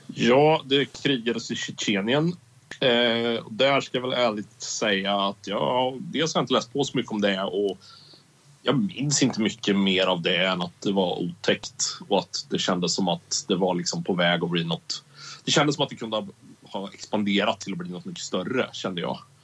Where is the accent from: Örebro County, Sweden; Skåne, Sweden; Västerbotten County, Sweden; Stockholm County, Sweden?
Örebro County, Sweden; Karlskoga; min hemstad